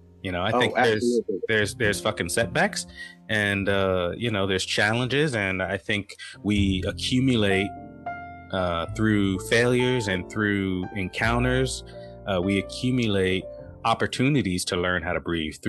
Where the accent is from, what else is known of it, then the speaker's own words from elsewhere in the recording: San Diego, California, United States; moved away; also born or lived in Norfolk, Virginia; I grew up in San Diego, which is a cultural melting pot